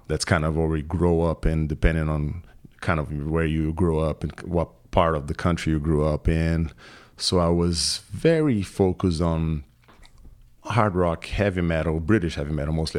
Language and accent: English; São Paulo, Brazil; moved away; also born or lived in Chicago / Saint Louis; I am from São Paulo, Brazil